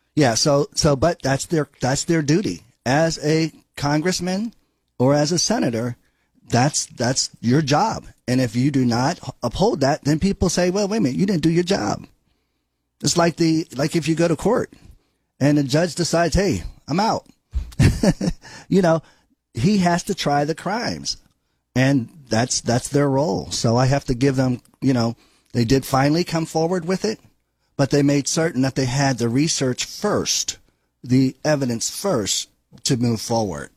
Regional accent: Beaver Falls, Pennsylvania, United States; moved away as an adult; now in Ohio, United States; Beaver Falls, yes, that's my hometown. Came here by way of Mount Union and stayed.

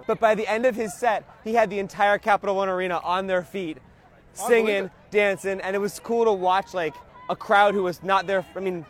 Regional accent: Scranton, Pennsylvania, United States; moved away; I'm from Scranton originally.

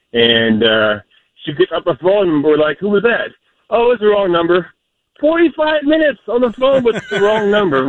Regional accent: Arkansas, United States; now in Kingston, United States; Being born and raised in Arkansas

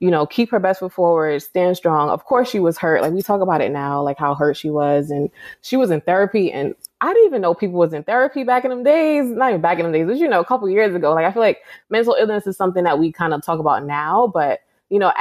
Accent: New York City, New York, United States; moved away; Born and raised in the Bronx. My mom is Trinidadian

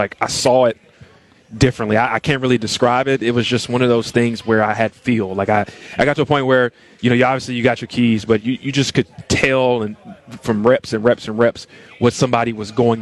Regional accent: Tennessee, United States; I grew up in Tennessee

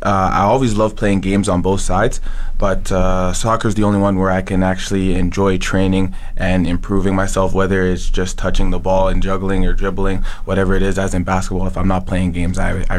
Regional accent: Red Deer, Alberta, Canada; also born or lived in Ottawa, Ontario / Calgary, Alberta; No, I was born in Ottawa. I moved around a few times. I did get picked up in Calgary, but I am from Red Deer.

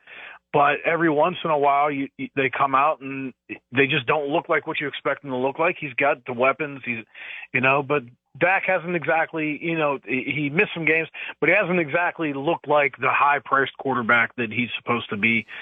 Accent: Pittsburgh, Pennsylvania, United States; I just grew up in the Pittsburgh area, and my family was all Pittsburgh fans.

